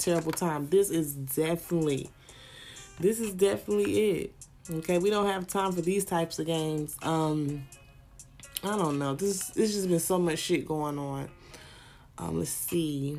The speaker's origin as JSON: {"language": "English", "region": "the South", "country": "United States", "said": "I'm from the South"}